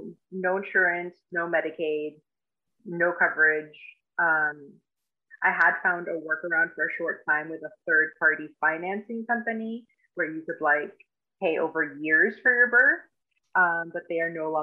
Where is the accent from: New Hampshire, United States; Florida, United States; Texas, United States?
Florida, United States; now in Pittsburgh, United States; I'm from South Florida, and that is where I did most of my education. But I moved to Pittsburgh to practice here